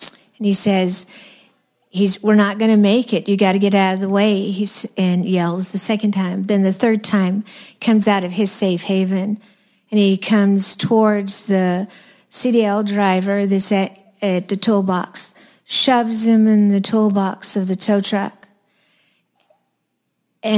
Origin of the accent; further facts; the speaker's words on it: New Mexico, United States; I'm from New Mexico